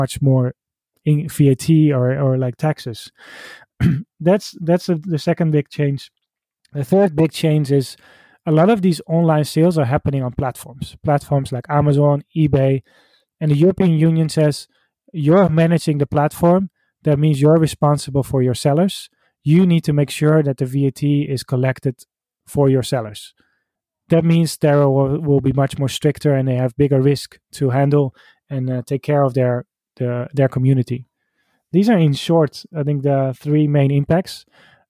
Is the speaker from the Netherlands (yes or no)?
yes; Netherlands; I'm from the Netherlands